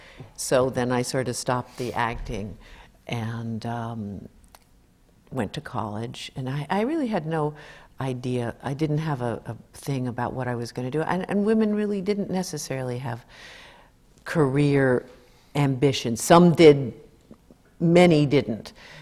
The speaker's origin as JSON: {"language": "English", "region": "New York", "country": "United States", "tie": "born or raised there", "said": "Well, I grew up in New York"}